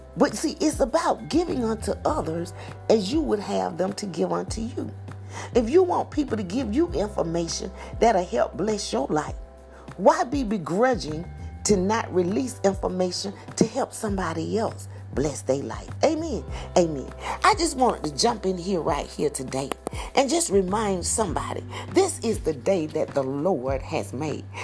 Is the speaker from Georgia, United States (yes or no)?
yes; hometown near Macon, Georgia, United States; moved away as an adult; my hometown